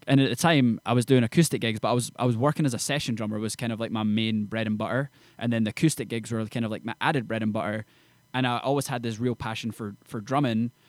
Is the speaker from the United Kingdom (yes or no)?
yes; Edinburgh, Scotland, United Kingdom; moved away as an adult; now in Nashville, United States; from, uh, Edinburgh, Scotland, and I'm a country artist based in Nashville, Tennessee.